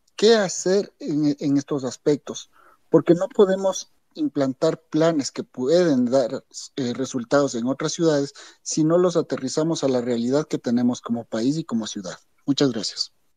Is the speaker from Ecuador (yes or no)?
yes; Quito, Pichincha, Ecuador; la cultura que tenemos nosotros como quiteños o como ecuatorianos